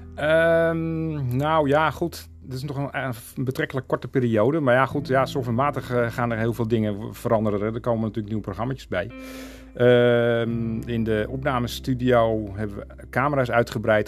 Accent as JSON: {"language": "Dutch", "town": "Beverwijk", "region": "North Holland", "country": "Netherlands", "tie": "born or raised there", "also_born_or_lived": "Castricum", "moved": "yes", "said": "Want ik kom eigenlijk uit Beverwijk. Daar ben ik eh, in geboren en getogen."}